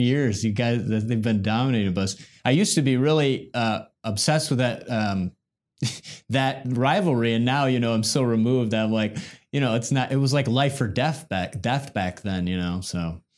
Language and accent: English; Midwest, United States; We're both from the Midwest